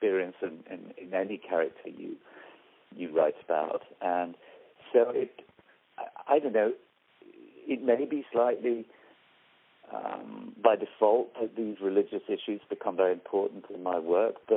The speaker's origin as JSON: {"language": "English", "town": "York", "region": "Yorkshire and the Humber", "country": "United Kingdom", "said": "I come from Yorkshire, from York, where the march started"}